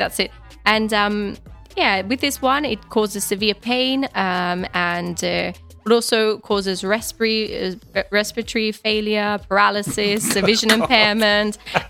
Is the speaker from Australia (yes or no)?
yes; Australia; growing up in Australia